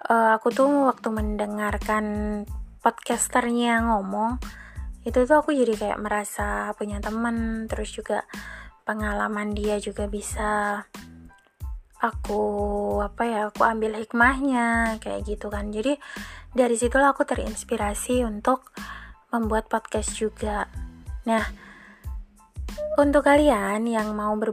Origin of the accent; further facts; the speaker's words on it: Malang, East Java, Indonesia; now in Surabaya, Indonesia; aku asli Malang dan saat ini aku lagi stay di Surabaya.